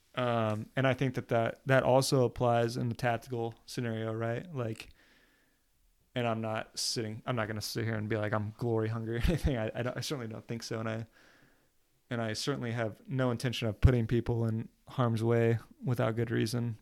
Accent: New Jersey, United States; also born or lived in Oklahoma; I'm from Oklahoma, but I went to high school in New Jersey. So when people ask me where I'm from, I say New Jersey

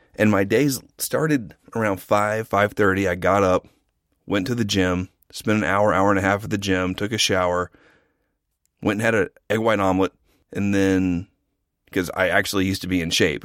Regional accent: Norman, Oklahoma, United States; I'm from a town half an hour south of Oklahoma City called Norman.

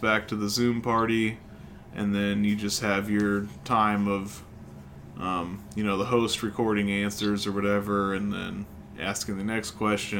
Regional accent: Illinois, United States; we're from Illinois

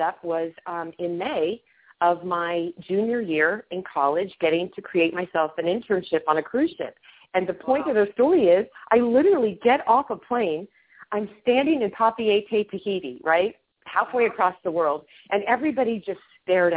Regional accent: Kansas, United States; also born or lived in Pennsylvania; I'm from Kansas.

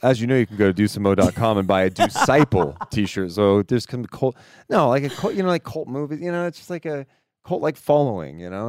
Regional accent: Sacramento, California, United States; born and raised in Sacramento

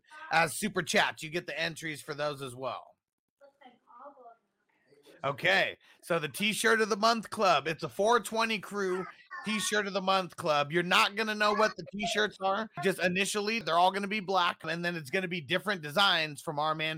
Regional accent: Southern California, United States; we're both from Southern California

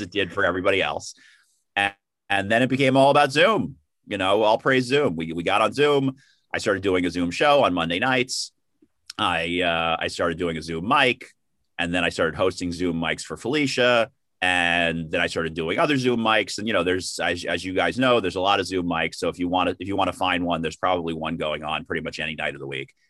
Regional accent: New York City, New York, United States; born and raised in the Bronx, and then moved to Manhattan after college

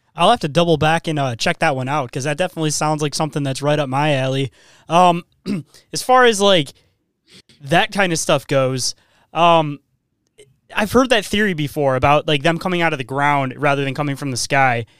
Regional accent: Michigan, United States; I'm from Michigan

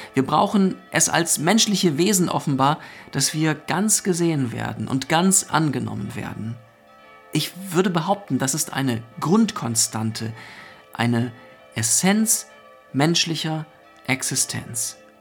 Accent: Northern Germany, Germany; Bei uns in Norddeutschland begrüßt man sich ja mit Moin.

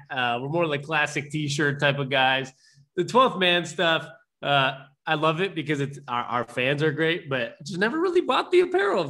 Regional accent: Seattle, Washington, United States; we're two brothers that decided to just talk some Seahawks football because we're raised in Seattle

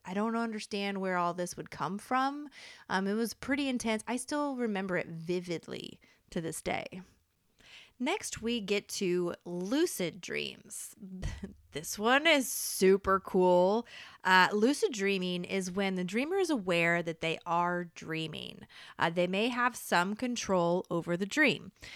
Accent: Topeka, Kansas, United States; moved away; Repping my hometown. So, a Kansas man

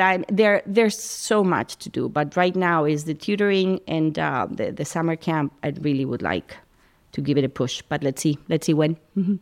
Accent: Madrid, Community of Madrid, Spain; moved away as an adult; now in Princeton, United States; I grew up in, in Madrid

